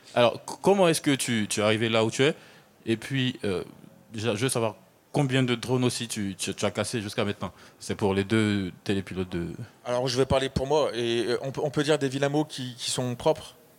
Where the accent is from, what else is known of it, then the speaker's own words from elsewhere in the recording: Côte d’Ivoire; Je viens de Côte d'Ivoire